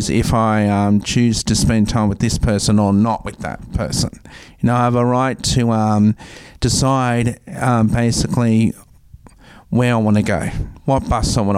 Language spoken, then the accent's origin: English; Tamworth, New South Wales, Australia; now in Wollongong, Australia; I actually grew up in Tamworth.